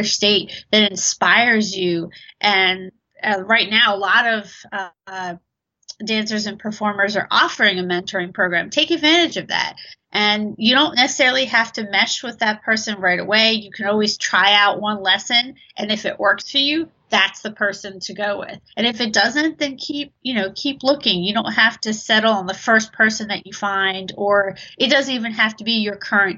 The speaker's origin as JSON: {"language": "English", "town": "Baltimore", "region": "Maryland", "country": "United States", "also_born_or_lived": "Abingdon", "said": "I'm a dancer from Baltimore, Maryland on the East Coast. I'm currently based out of Abingdon."}